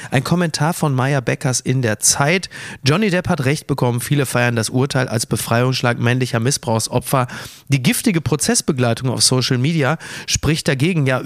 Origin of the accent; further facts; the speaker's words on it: Kassel, Hesse, Germany; ich komme aus Kassel-Brauxel, bis Renesse waren es so, pff, Autofahrt, naja, knapp drei Stunden.